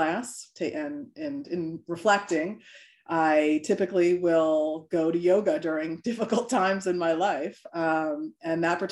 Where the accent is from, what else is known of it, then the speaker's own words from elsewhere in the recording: New York, United States; now in Delaware, United States; I'm originally from New York, so I'm a New Yorker at heart